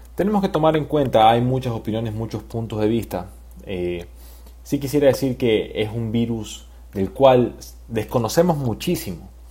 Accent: Ecuador; como ciudadanos ecuatorianos

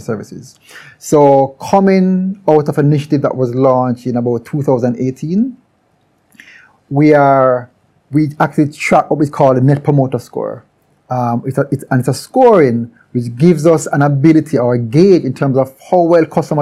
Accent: Jamaica; we're all Jamaican

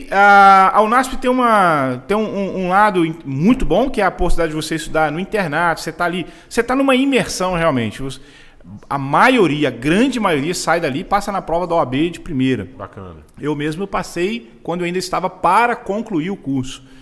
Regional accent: Rio de Janeiro, Brazil; hoje tem duas palavras que eu não falo na mesma frase, que eu sou carioca e advogado.

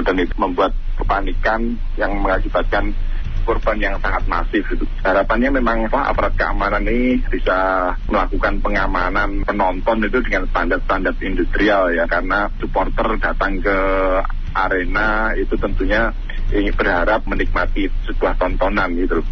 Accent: Malang, East Java, Indonesia; kami sebagai warga Malang

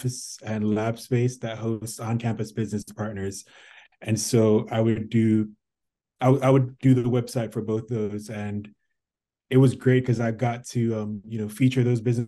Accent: Jamaica; moved away; I'm from Jamaica

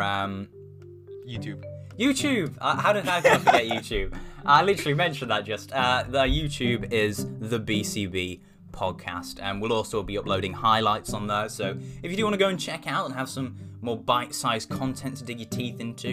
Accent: United Kingdom; I'm British

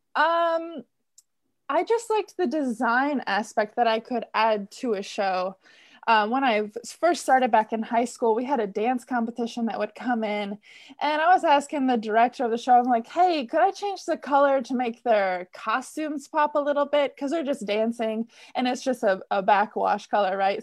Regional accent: Michigan, United States; moved away as an adult; I grew up in Michigan

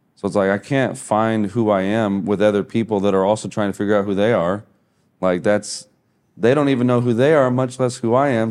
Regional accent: Midwest, United States; moved away as an adult; also born or lived in Hawaii; I'm from the Midwest, so I'm, like, a long ways from any ocean

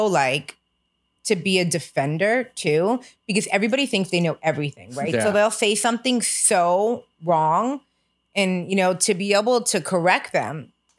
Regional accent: United States; we are American

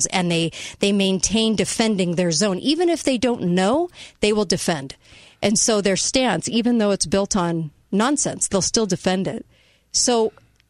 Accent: United States; I'm an American

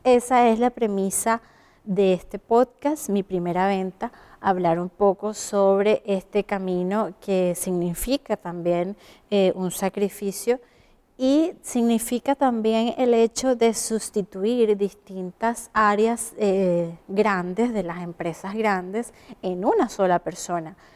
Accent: Venezuela; moved away as an adult; now in Chile; Soy venezolana, comunicadora social y emigré a Chile hace un buen tiempo

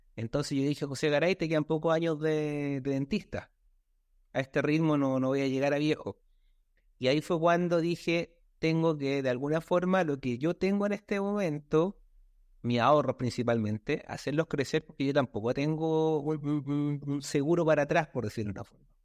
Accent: Villa Alemana, Valparaíso, Chile; soy de Chile, de la ciudad de Alemana, aquí el sector de la quinta región de Valparaíso, cerca de Viña del Mar

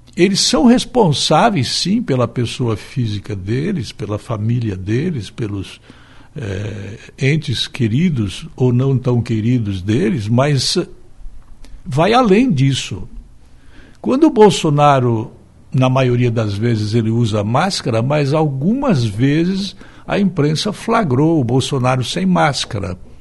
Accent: Brazil

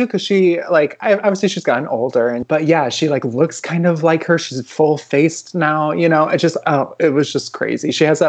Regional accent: Midwest, United States; We're from the Midwest. There was nothing to do. We just had the TV on.

